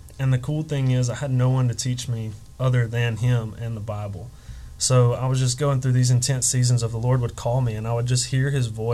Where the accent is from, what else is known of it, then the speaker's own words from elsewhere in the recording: Alabama, United States; moved away as an adult; also born or lived in North Carolina; we're originally from Alabama